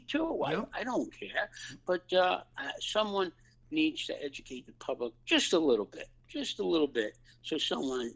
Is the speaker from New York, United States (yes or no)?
yes; New York City, New York, United States; growing up on the Lower East Side and Little Italy and the Fourth Ward, Knickerbocker Village